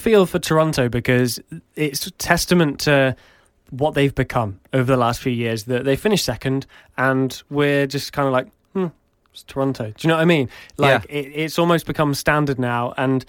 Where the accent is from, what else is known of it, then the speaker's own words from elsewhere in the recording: East of England, United Kingdom; accent: east of England; See, my accent from the east of England, I say Houston.